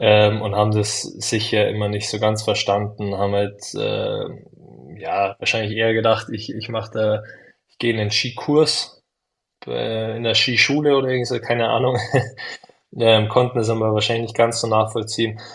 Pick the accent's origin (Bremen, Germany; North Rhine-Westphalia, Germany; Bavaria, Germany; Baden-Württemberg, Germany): Bavaria, Germany; Munich; als Münchner